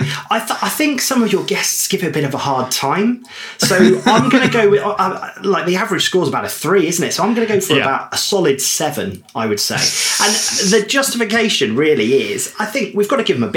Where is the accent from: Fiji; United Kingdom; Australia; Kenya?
United Kingdom; Devon, South West England; moved away as an adult; I grew up in Devon by the coast